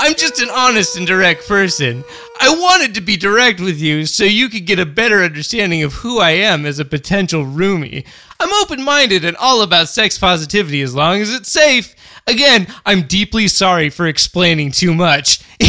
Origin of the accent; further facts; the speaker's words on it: California, United States; now in Brooklyn, United States; I'm originally from California, and I've been living in Brooklyn for 3 years now.